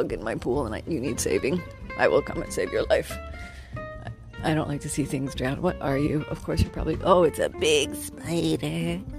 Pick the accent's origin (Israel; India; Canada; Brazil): Canada; I'm from Canada